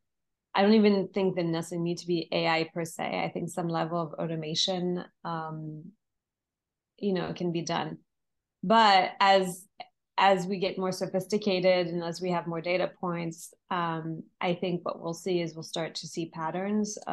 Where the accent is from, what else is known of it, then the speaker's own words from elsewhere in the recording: France; moved away; I'm originally from France